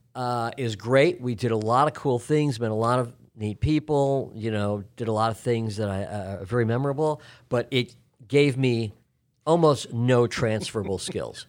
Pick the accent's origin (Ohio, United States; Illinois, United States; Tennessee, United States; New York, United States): Illinois, United States; Chicago; moved away as an adult; also born or lived in Los Angeles; now in Atlanta, United States; I grew up in Chicago.